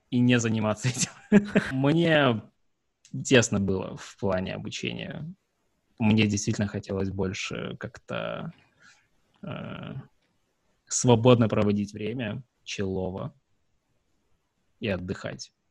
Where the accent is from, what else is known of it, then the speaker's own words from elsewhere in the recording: Sevastopol, Ukraine; А, я из Севастополя. Там сложно.